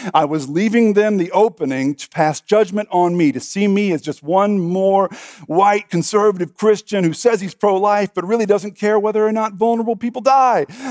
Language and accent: English; Texas, United States; I'm a Texan